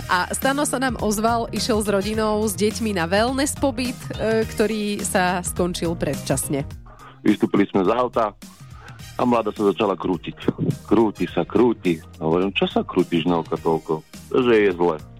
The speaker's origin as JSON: {"language": "Slovak", "country": "Slovakia", "said": "my Slováci"}